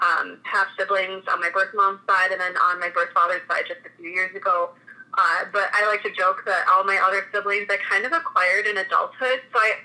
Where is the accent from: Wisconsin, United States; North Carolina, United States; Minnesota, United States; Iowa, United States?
Minnesota, United States; Lino Lakes; also born or lived in Fridley, Minnesota / Coon Rapids, Minnesota; I was born in Fridley, Minnesota, and adopted at 1 month old by my parents who live in Lionel Lakes. So, I didn't move, honestly, geographically all that far. I spent the first 18 years of my life in Lionel Lakes with my parents, but now I'm 31 and I live in Coon Rapids